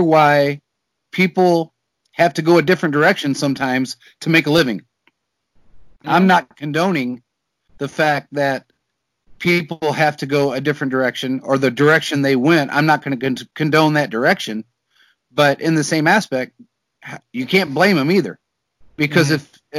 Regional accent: United States; I was born in America

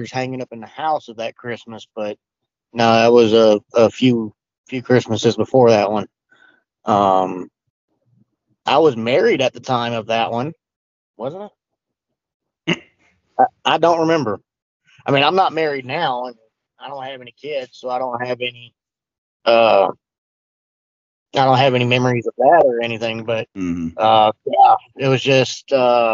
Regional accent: Louisiana, United States; I'm from Louisiana

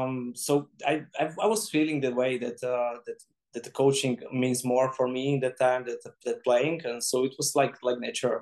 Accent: Czechia; English is a second language; I don't understand at all because I'm from Czech.

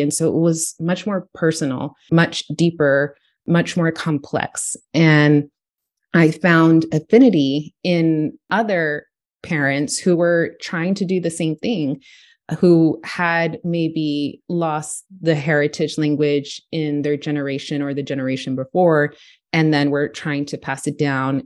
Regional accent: Houston, Texas, United States; I grew up in Texas, in Houston, Texas

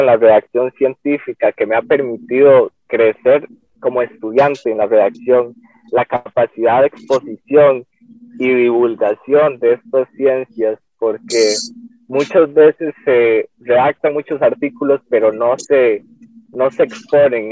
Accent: San Carlos, Alajuela, Costa Rica; also born or lived in San Vito de Coto Brus; now in San Vito, Costa Rica; Yo soy de San Carlos, vengo del CEU de San Carlos, actualmente vivo en San Vito de Cotobruz.

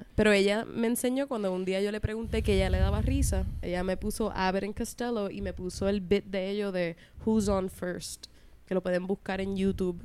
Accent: Puerto Rico; accent: Puerto Rican

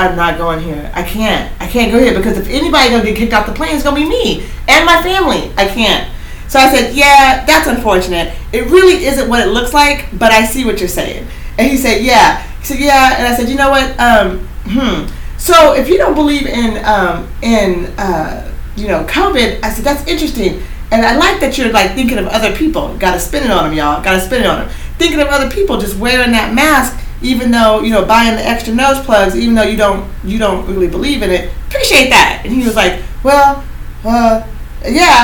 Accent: Oregon, United States; I'm from Oregon

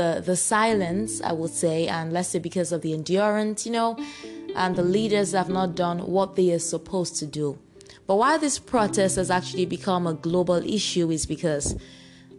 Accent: Nigeria; I'm a Nigerian

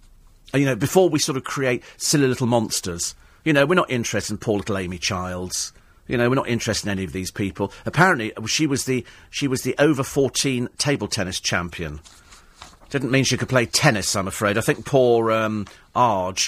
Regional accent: London, United Kingdom; We're in London. We live here

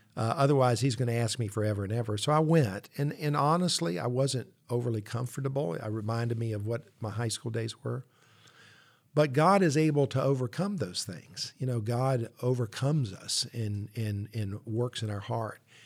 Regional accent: Columbia, South Carolina, United States; I grew up in Columbia

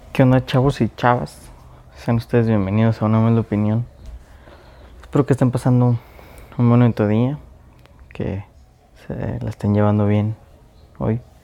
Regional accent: Mexico; yo soy de México

